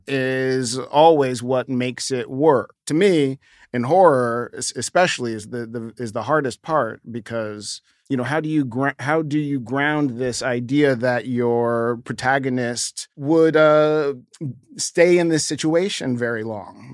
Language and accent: English; New York, United States; kid growing up in New York, I grew up ne-, next to a, a building called the Stratford Arms